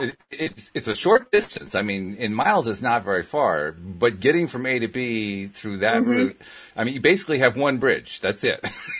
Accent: Schenectady, New York, United States; moved away; I grew up in Schenectady

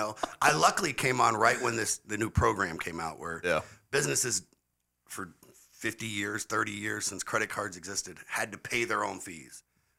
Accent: Irmo, South Carolina, United States; moved away as an adult; also born or lived in Florida / New Jersey; I was born and raised in Irmo, South Carolina. Graduated first year out of Dutch Fork High School in 1993.

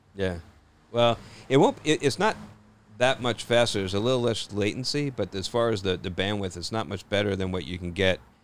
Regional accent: New Jersey, United States; I grew up in Jersey

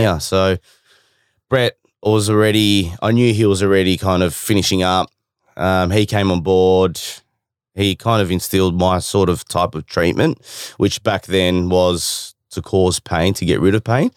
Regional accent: Windsor, Victoria, Australia; I grew up in Windsor

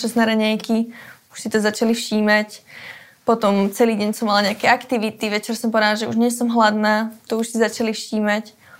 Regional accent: Záhorie, Bratislava Region, Slovakia; tú moju rodnú dedinu, alebo teda tú oblasť, ten kraj

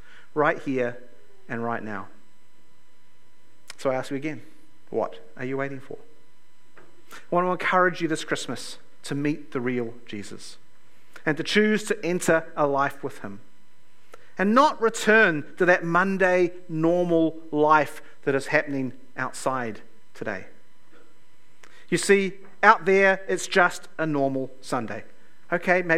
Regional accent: Lower Hutt, Wellington, New Zealand; also born or lived in Toronto; I grew up here in Lower Hutt.

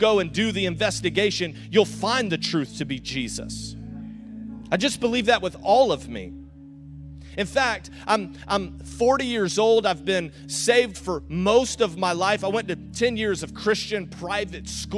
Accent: the South, United States; accent: Southern; now in St. Augustine, United States; I'm from the South

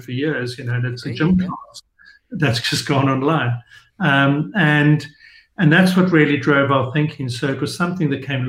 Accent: South Africa; being South African

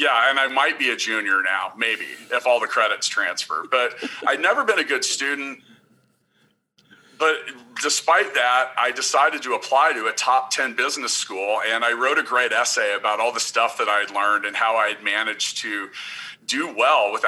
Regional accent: Kansas City, United States; I am from Kansas City.

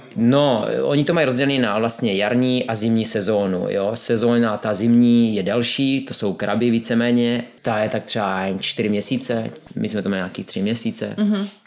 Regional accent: Czechia; Já jsem ze Severní Moravy

